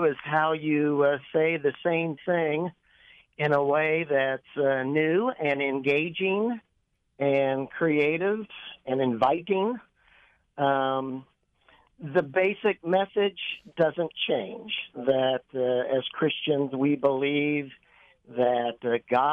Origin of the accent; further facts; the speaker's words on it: Kansas City, United States; now in Weston, United States; I grew up in Kansas City